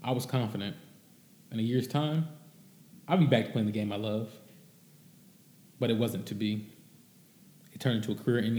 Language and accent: English; Cincinnati, Ohio, United States; I grew up in Cincinnati, Ohio, living what some would call the American dream